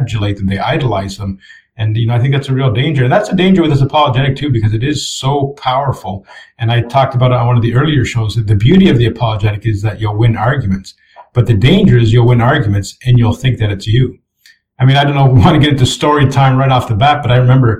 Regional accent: Canada; Canadians, for example, we have a huge inferiority complex

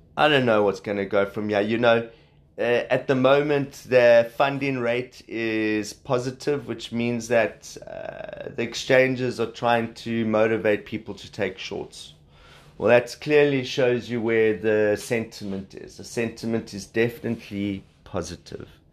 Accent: South Africa; accent: South African; you can hear I'm South African

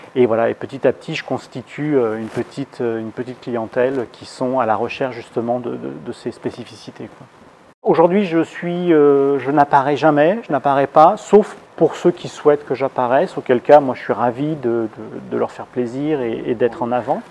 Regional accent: Lyon, Auvergne-Rhône-Alpes, France; now in Île-de-France, France; je suis lyonnais, dans la région lyonnaise

